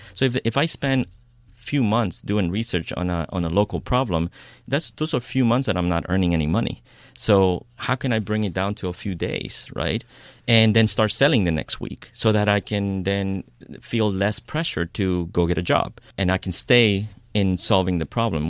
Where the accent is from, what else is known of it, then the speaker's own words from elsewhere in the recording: New York, United States; moved away as an adult; now in Oakland, United States; I grew up in New York. I moved to the Bay Area about 16 years ago to I Oakland